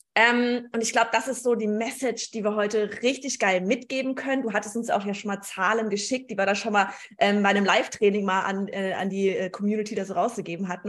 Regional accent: Gelsenkirchen, North Rhine-Westphalia, Germany; accent: Gelsenkirchnerisch; wir sind beide aus Gelsenkirchen.

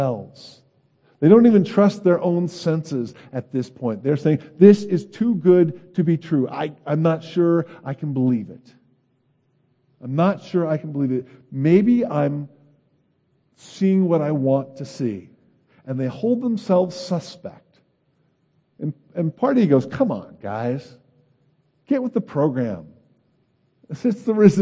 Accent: California, United States; I'm from California, and I was born in the 60s. I was a grade school child in the 70s.

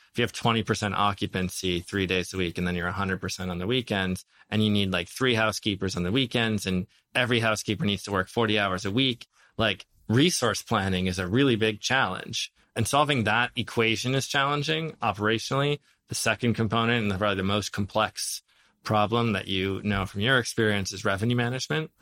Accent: Minnesota, United States; moved away; I grew up in Minnesota to Lebanese immigrant, uh, uh, parents

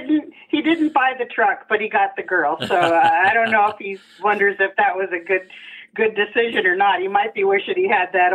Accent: Southern California, United States; I am a Southern California beach girl, grew up there in the 70s

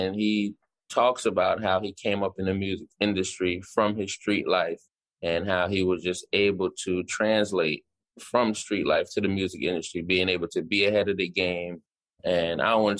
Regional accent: Jamaica; I'm a Jamaican.

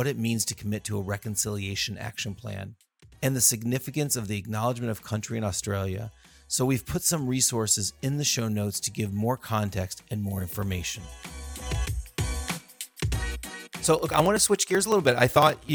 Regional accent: United States; As an American

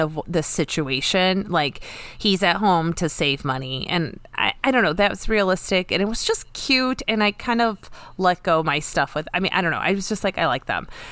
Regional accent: United States; growing up in America

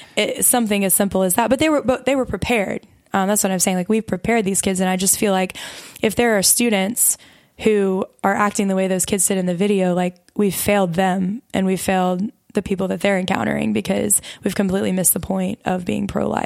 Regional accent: Mobile, Alabama, United States; moved away as an adult; now in Louisiana, United States; I'm not from Louisiana originally. I'm from Mobile, Alabama

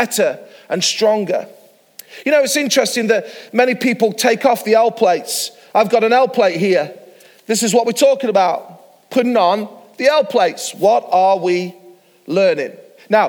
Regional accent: Mansfield, East Midlands, United Kingdom; Mansfield, my hometown

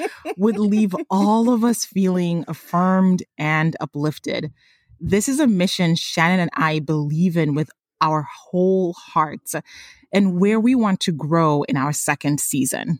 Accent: Tanzania; moved away; my home country, Tanzania

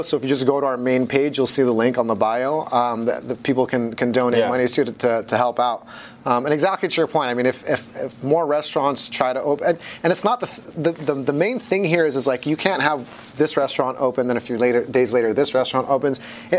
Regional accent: Hong Kong; born there; I'm half Dutch, half Filipino, and I was born in Hong Kong, and I grew up between all the different continents because my family's in the fashion business.

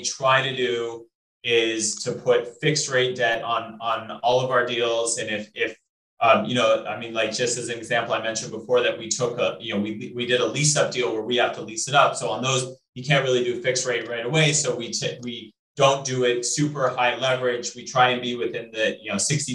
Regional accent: Colorado, United States; moved away; I'm originally from Colorado

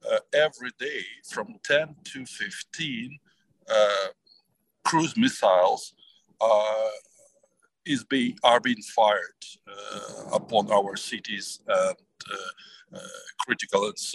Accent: Ukraine; after we uh, pushed Russians back uh, from my hometown and from our capital, Kiev

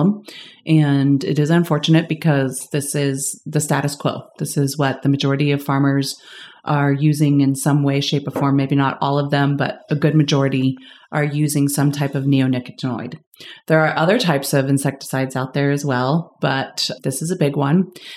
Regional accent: Texas, United States; moved away as an adult; now in North Carolina, United States; Although I am living in North Carolina right now, I am from Texas and have lived there my whole life

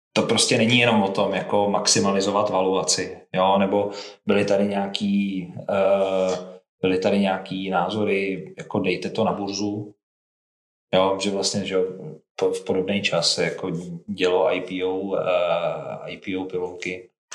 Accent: Svitavy, Pardubice Region, Czechia; já jsem ze Svitáv

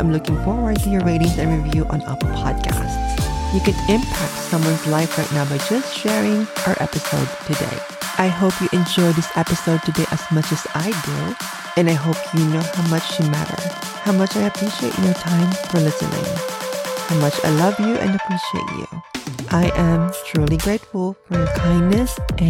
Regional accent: Philippines; moved away; I'm Filipino

